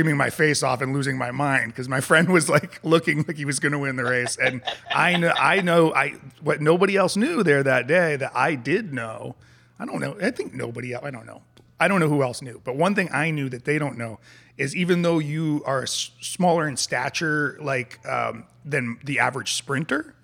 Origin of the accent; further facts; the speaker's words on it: New England, United States; growing up in New England